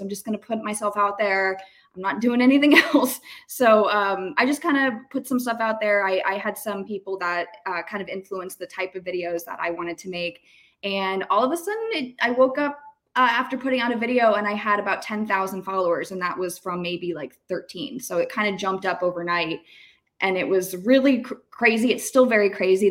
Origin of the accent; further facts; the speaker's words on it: Tampa, Florida, United States; I'm from Tampa. I've been here a very long time